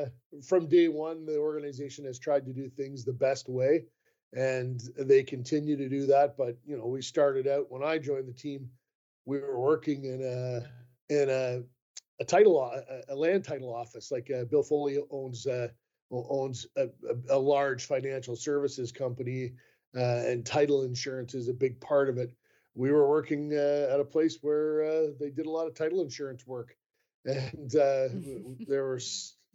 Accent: Canada; I am Canadian and have an interest in watching Canada in international play

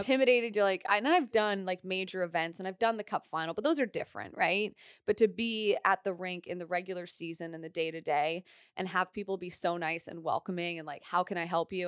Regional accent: London, Ontario, Canada; also born or lived in Nova Scotia; I'm from Nova Scotia originally, but I spent my entire adolescence in Ontario

